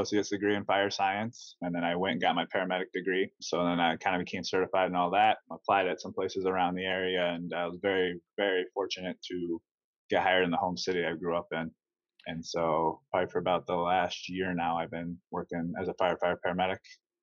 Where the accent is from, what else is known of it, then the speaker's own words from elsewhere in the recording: Iowa, United States; I'm from Iowa, I'm from the Midwest